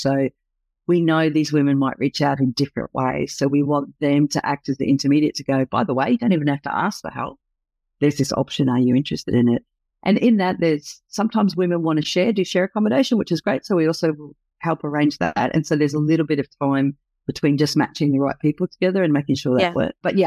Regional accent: New Zealand; now in Australia; I'm a Kiwi

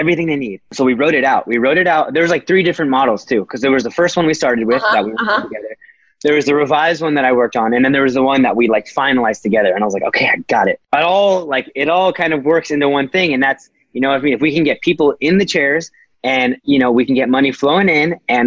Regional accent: Fullerton, California, United States; Fullerton, my hometown, born right there

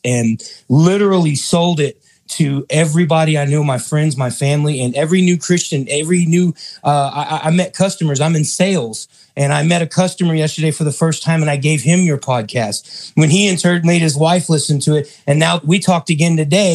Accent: Houston, Texas, United States; I'm originally from Houston, Texas.

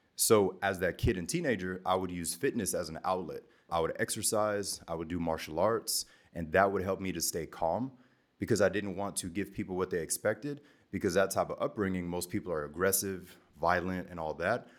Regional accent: the South in America, United States; also born or lived in Germany; in elementary school, growing up in the South

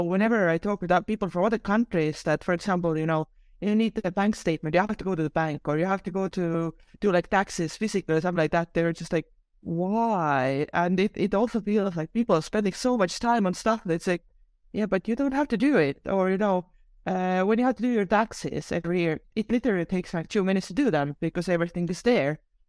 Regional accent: Estonia; So yeah, I was born in 1986. So during that time, Estonia was actually still part of the Soviet Union.

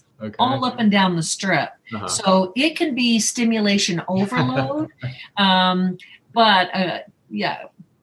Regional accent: Northern California, United States; now in Las Vegas, United States; I was from Northern California, beautiful green, green, green

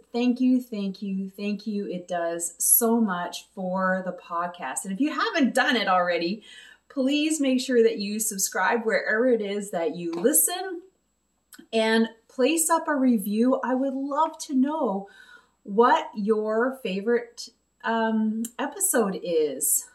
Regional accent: Quebec, Canada; I'm originally from Quebec. Uh, yes, I am a English speaking Quebecer

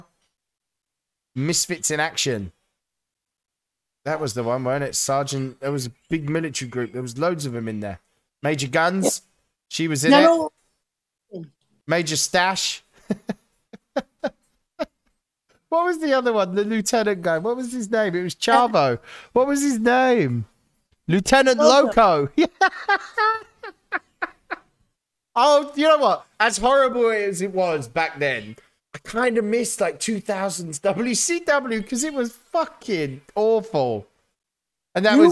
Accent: United Kingdom; As a British guy

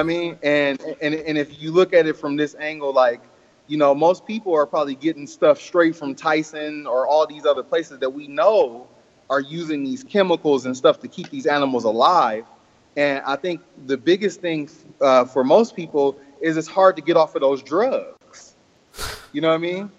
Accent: Oakland, California, United States; I was born and raised in Oakland, uh-huh. California

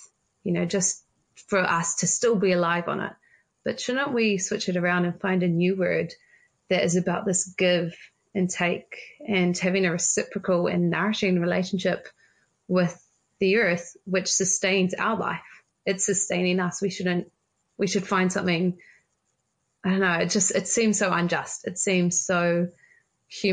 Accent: Auckland, New Zealand; I'm from Auckland

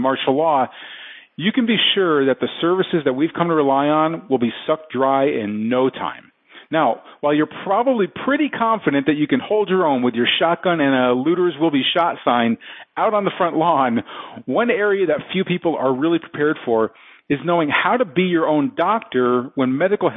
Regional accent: Texas, United States; my hometown

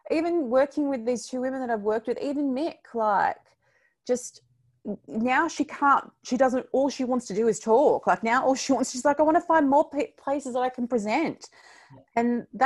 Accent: Victoria, Australia; I know your listeners are all round, but we're from Victoria, and the fact that we can actually go outside now for two hours is uh, a reason to get out of the bed.

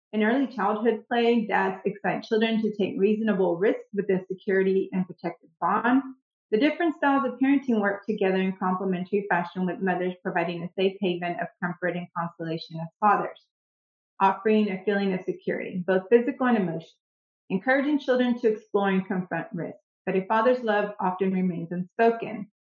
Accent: Houston, Texas, United States; I didn't, guys. I grew up in Houston.

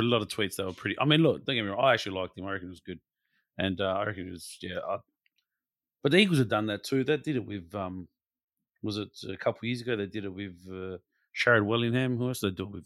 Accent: Australia; we're all Australian

